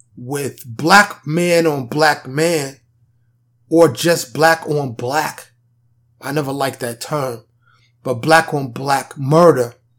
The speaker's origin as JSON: {"language": "English", "town": "New York City", "region": "New York", "country": "United States", "tie": "born or raised there", "moved": "yes", "lives_now": "Dallas, United States", "said": "I grew up in New York City, primarily Harlem and the Bronx."}